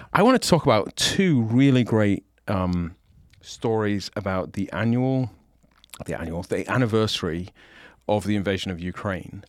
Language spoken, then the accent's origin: English; United Kingdom; now in United States; I disclaim my oath to the king